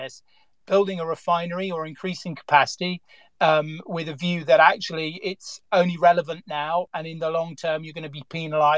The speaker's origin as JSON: {"language": "English", "region": "England", "country": "United Kingdom", "said": "I'm English"}